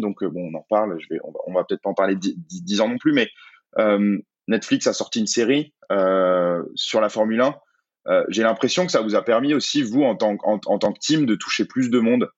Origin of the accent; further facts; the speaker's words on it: France; en tant que Français